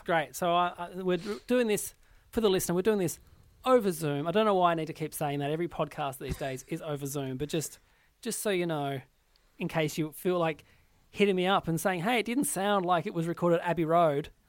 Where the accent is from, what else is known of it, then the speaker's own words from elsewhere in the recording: Australia; as an Australian entertainer